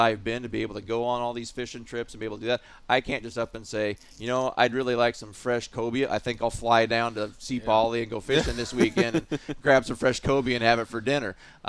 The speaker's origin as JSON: {"language": "English", "region": "Pacific Northwest", "country": "United States", "tie": "born or raised there", "said": "I grew up in the Pacific Northwest. I was fortunate enough to live in the late 60s, early 70s when the steelhead and salmon fishery was phenomenal."}